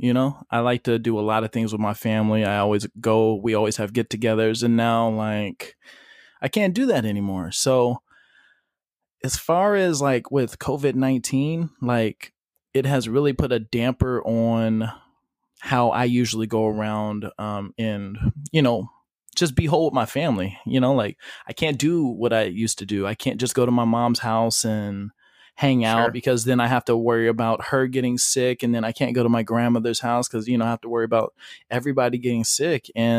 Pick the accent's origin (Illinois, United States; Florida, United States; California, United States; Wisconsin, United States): California, United States; Modesto; So I'm just going to start saying I'm from Modesto, California.